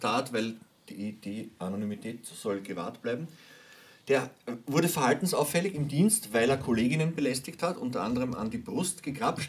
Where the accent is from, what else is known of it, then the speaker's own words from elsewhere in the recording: Hinterbrühl, Lower Austria, Austria; Ich bin nämlich aufgewachsen in der Hinterbrühl